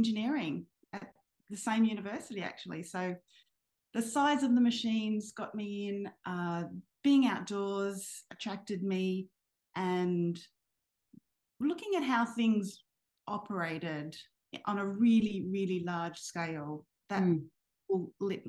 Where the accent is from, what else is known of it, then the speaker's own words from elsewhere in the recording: Sydney, New South Wales, Australia; I grew up in Sydney and I was at high school in Sydney